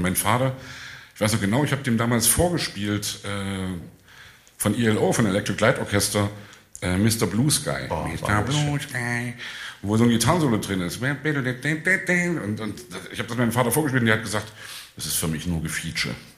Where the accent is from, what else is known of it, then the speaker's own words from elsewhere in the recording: Leipzig, Saxony, Germany; ich komme aus Leipzig